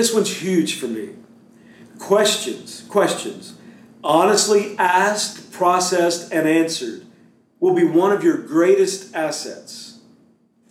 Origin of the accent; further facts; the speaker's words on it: Beaumont, Texas, United States; growing up in Beaumont. I went to Westbrook High School